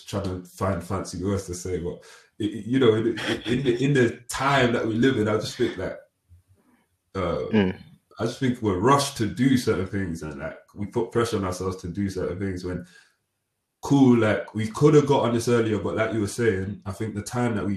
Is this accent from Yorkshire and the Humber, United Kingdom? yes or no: no; Stoke-on-Trent, West Midlands, United Kingdom; I'm from Stoke